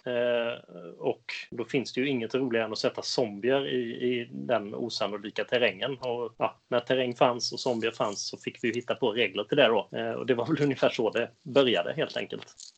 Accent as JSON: {"language": "Swedish", "region": "Skåne", "country": "Sweden", "tie": "born or raised there", "moved": "yes", "lives_now": "Gothenburg, Sweden", "said": "Jag är uppvuxen i Skåne."}